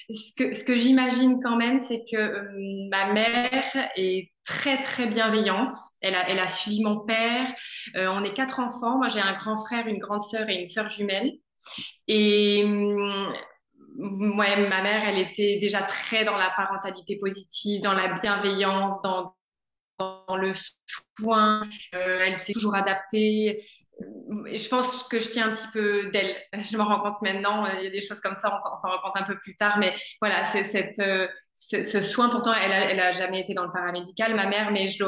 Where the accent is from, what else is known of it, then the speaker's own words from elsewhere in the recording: Gabon; also born or lived in Niger; moi, j'ai passé mon enfance en Afrique, euh, au Gabon et au Niger.